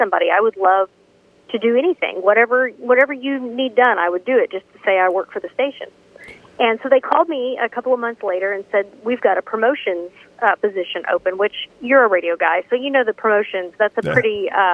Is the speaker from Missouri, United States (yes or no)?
yes; Missouri, United States; moved away as an adult; now in Nashville, United States; I'm from Missouri, so, you know, that Midwestern thing